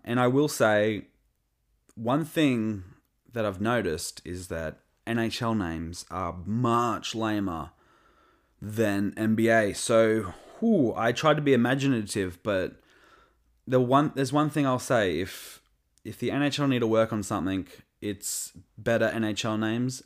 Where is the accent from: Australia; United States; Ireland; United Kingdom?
Australia; I'm from Australia